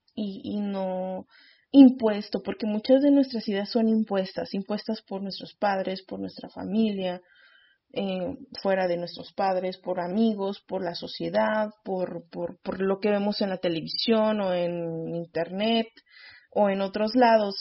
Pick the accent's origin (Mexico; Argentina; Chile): Mexico